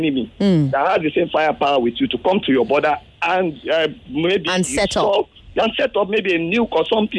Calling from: Lagos, Nigeria; I'm calling from Lekki.

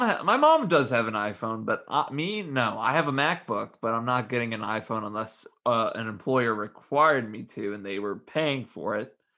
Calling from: Strongsville, Ohio, United States; I'm calling from my home in Strongsville, Ohio

